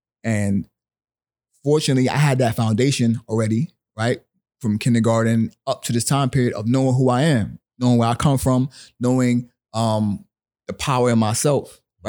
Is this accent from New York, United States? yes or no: no; Willingboro, New Jersey, United States; also born or lived in Brooklyn; So I was born in Brooklyn. Like I said, both my parents were from Barbados. My mother moved me to New Jersey when I was 9.